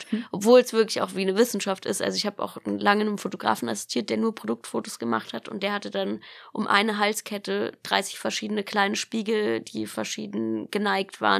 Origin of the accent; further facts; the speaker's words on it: Baden-Baden, Baden-Württemberg, Germany; Also ich bin in Baden-Baden aufgewachsen und da gibt's eben sehr viele große